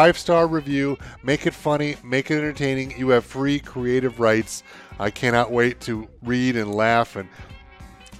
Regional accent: United States; I'm American

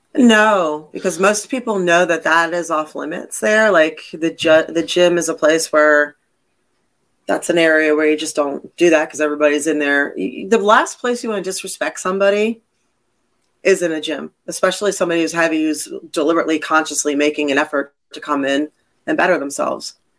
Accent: Philadelphia, Pennsylvania, United States; also born or lived in Connecticut / Massachusetts; now in Florida, United States; I'm from the Northeast

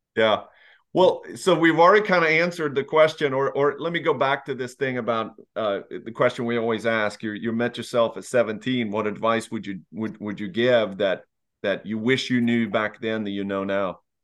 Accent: Lexington, United States; I was part of organization growing up in Lexington

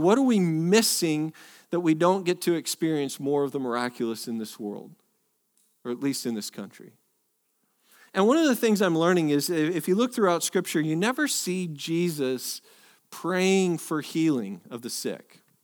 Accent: Northwest, United States; now in Texas, United States; I am technically born from the Northwest

